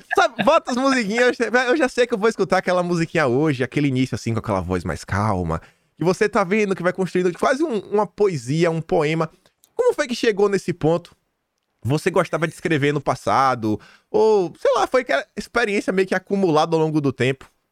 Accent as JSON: {"language": "Portuguese", "town": "Feira de Santana", "region": "Bahia", "country": "Brazil", "moved": "as an adult", "lives_now": "Australia", "said": "minha cidade, sou de Feira Santana, na Bahia"}